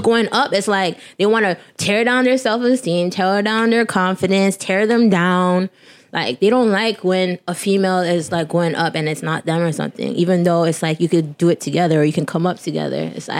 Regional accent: Brampton, Ontario, Canada; also born or lived in North York, Toronto; I was born in North York, but I was raised in Brampton. Like, I could have been born in Brampton, but because I was born a twin, I had to go to some special hospital

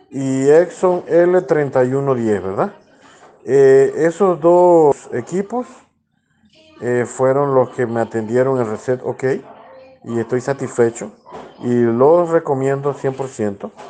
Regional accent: Panama; Soy de Panamá.

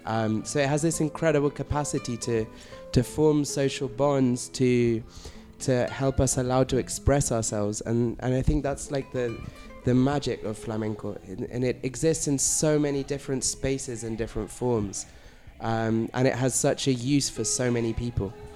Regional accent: London, United Kingdom; moved away as an adult; now in Barcelona, Spain; I'm from originally from London in the UK.

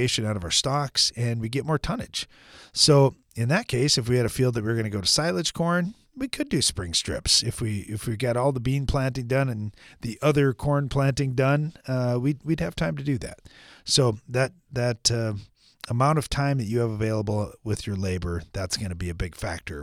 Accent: United States; growing up in America

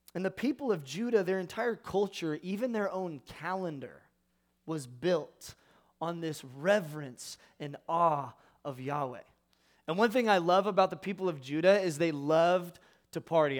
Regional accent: California, United States; I am from California

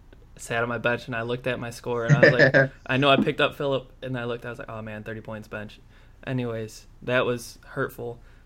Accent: Chicago, Illinois, United States; I'm from Chicago

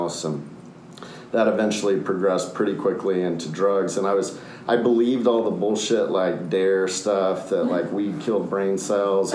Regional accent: Austin, Texas, United States; also born or lived in Minneapolis, Minnesota; we came to Austin in 1975. And so I grew up here, spent almost my entire life here

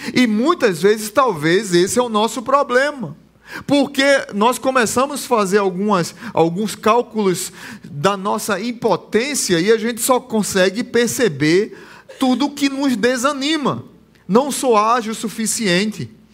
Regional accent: Barbacena, Pernambuco, Brazil; Quando eu era pequeno, lá em Barbacena, lá em Pernambuco

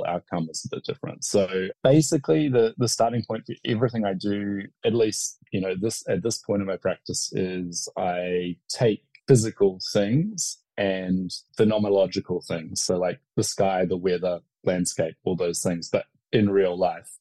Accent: New Zealand; myself as a New Zealander

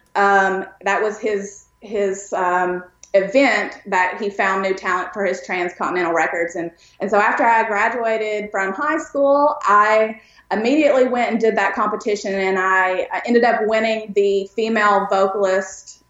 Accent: East Tennessee, United States; also born or lived in Pikeville, Kentucky; I grew up actually in East Tennessee and, you know, born in East Kentucky, but it's, they're really close by to each other.

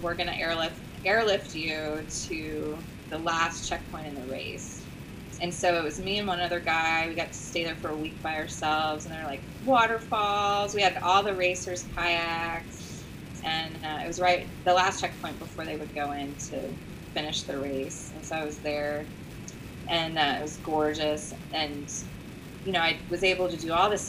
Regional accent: Central Florida, United States; moved away as an adult; also born or lived in Boulder, Colorado; now in Corpus Christi, United States; It's a lot like where I grew up in Florida. Corpus is the climate and everything. I grew up in Central Florida

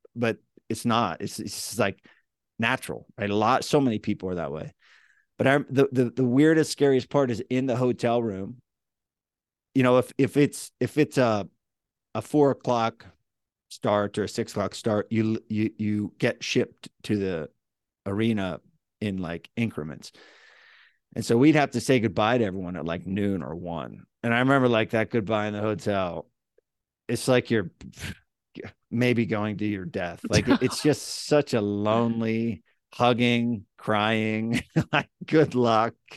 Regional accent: Central Pennsylvania, United States; accent: central PA; my hometown, you know, m, m, mid, middle of Pennsylvania

